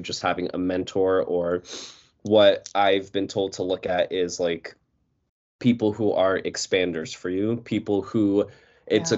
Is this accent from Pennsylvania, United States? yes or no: no; New York, United States; I'm from New York